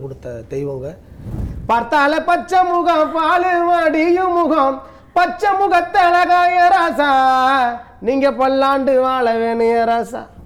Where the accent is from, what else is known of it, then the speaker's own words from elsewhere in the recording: Madurai, Tamil Nadu, India; மதுரையில் பிறந்தோம்னா